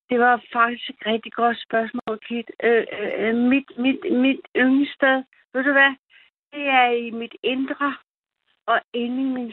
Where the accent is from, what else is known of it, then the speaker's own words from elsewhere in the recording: Germany; also born or lived in Kiel; now in Denmark; kommer fra min fødeø, som ligger på øh, i Nordsøen. Øh, ich bin Deutsch. Ich komme von øh, Deutschland. Øh, jeg kommer fra Tyskland.